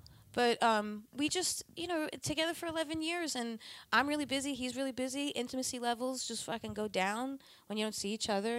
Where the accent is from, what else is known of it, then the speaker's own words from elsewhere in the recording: Ronkonkoma, New York, United States; Ronkonkoma is where I'm from.